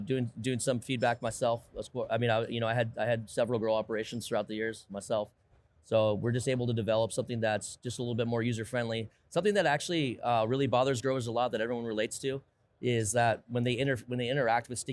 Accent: Sebastopol, California, United States; I'm personally from Sebastopol, which is Sonoma County, California.

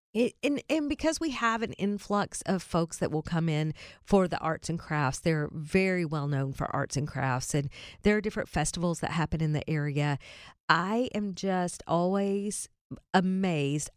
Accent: Berea, Kentucky, United States; moved away; my hometown

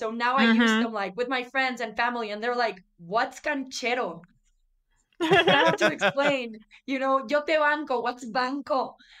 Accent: northern Mexico, Mexico; accent: northern Mexican; now in Mexico City, Mexico; And then I have like a northern accent. It's just kind of mixed all over the place because I also live in Mexico City.

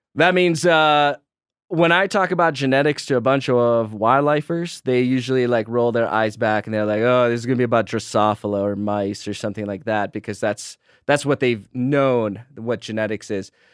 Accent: Texas, United States; I'm from Texas

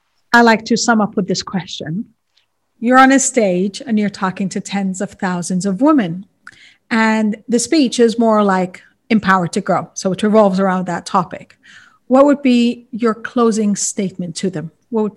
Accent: Kuwait; And I was born and raised in Kuwait, and as an Egyptian

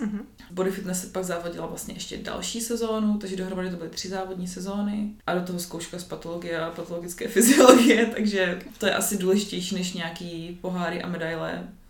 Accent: Kroměříž, Zlín Region, Czechia; now in Brno, Czech Republic; Nejsem z Brna, jsem, jsem z Kroměříže, což je jako menší město, asi hoďku od Brna

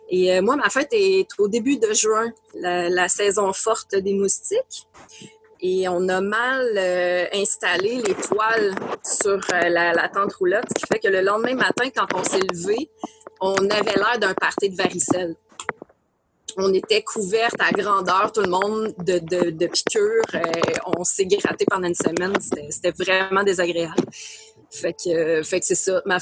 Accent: Abitibi, Quebec, Canada; je viens de l'Abitibi

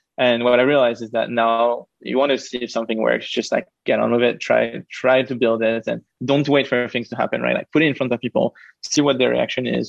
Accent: Paris, Île-de-France, France; moved away; also born or lived in United Kingdom / Israel / United States; I'm originally from France. I lived and grew up in Paris, but then I moved to the UK, to Israel, to the US, to like lots of different countries.

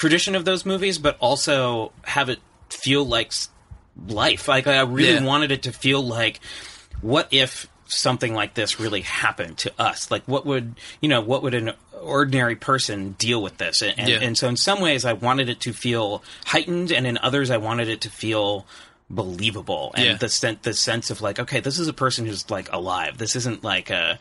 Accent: Oregon, United States; moved away as an adult; now in Los Angeles, United States; growing up in Oregon, never having visited California until I was 22

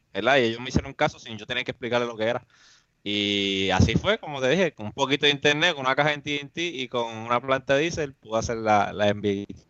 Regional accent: Mayagüez, Puerto Rico; yo vivo en Mayagüez, soy de Mayagüez, y, yo vivo en el campo

